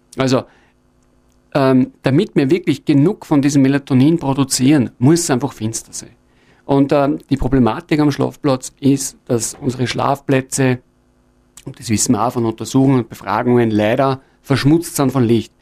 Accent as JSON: {"language": "German", "town": "Linz", "region": "Upper Austria", "country": "Austria", "also_born_or_lived": "Innviertel", "said": "in der Stadt Linz, wo ich herkomme"}